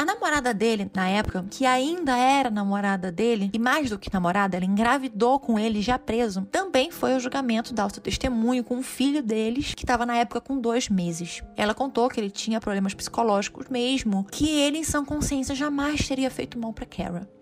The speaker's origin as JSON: {"language": "Portuguese", "area": "Costa Verde", "region": "Rio de Janeiro", "country": "Brazil", "tie": "born or raised there", "said": "eu nasci na Costa Verde"}